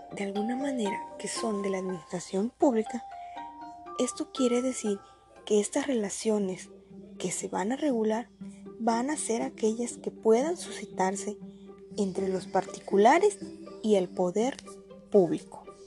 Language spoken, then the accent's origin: Spanish; Mexico; Soy orgullosamente mexicana